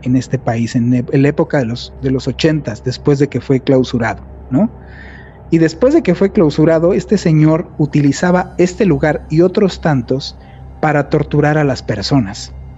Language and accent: Spanish; Mexico